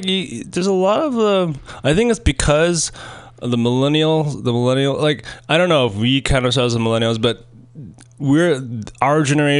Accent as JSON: {"language": "English", "region": "Oregon", "country": "United States", "said": "I'm from Oregon."}